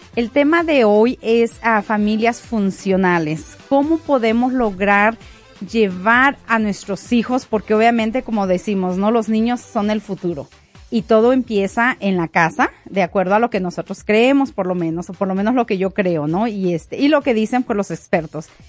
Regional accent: Mexico; now in United States; yo soy mexicana. Yo radico en Estados Unidos hace ya casi 23 años

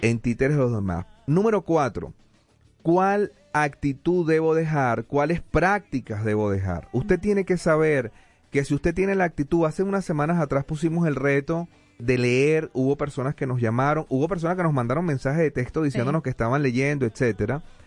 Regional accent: Venezuela; now in United States; yo soy venezolano

